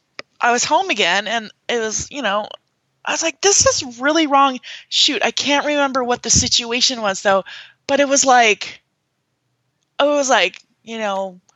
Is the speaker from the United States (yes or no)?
yes; small town near Fargo, North Dakota, United States; born or raised there; moved away